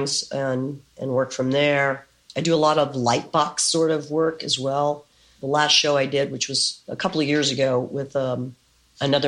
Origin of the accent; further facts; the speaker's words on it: San Antonio, Texas, United States; moved away as an adult; also born or lived in San Francisco; now in New York City, United States; I was born in San Antonio, Texas